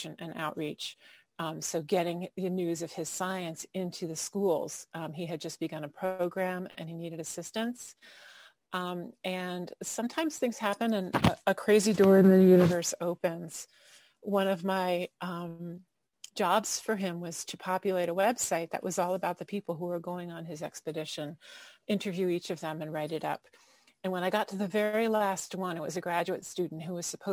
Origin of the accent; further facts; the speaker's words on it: Fairfield, Connecticut, United States; also born or lived in Ocean City, Maryland; I grew up in Fairfield, Connecticut, and in Ocean City, Maryland.